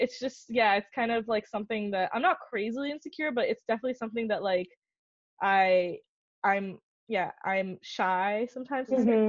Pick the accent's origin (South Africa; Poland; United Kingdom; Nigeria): Nigeria; also born or lived in India; because I grew up in Nigeria in an American school and then went to India, which like has like, what do you call it? We were colonized by the British